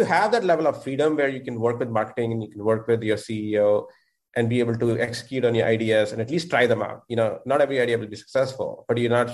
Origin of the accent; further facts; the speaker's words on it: India; moved away as an adult; now in United States; I'm originally from India. I moved here when I was 21.